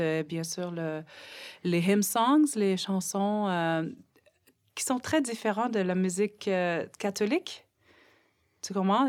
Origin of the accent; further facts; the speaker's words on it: Nunavik, Quebec, Canada; French is a second language; dans mon petit village à saint il y avait loin de 800 personnes